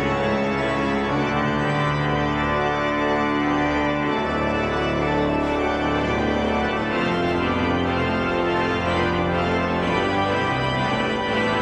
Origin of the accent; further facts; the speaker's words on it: St. Louis, Missouri, United States; now in New York, United States; currently on the faculty at St. Louis University High School in my hometown